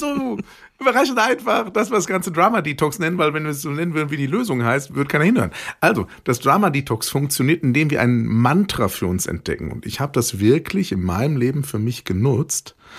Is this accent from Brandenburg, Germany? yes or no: no; Ruhr area, North Rhine-Westphalia, Germany; bei uns im Ruhrgebiet, wo ich groß geworden bin